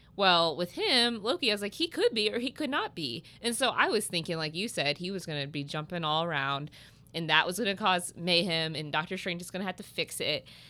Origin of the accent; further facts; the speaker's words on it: Southern Illinois, United States; I'm from Southern Illinois